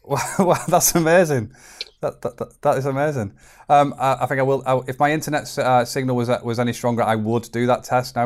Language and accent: English; Chorley, North West England, United Kingdom; I'm, I'm from Chorley, northwest uh, England.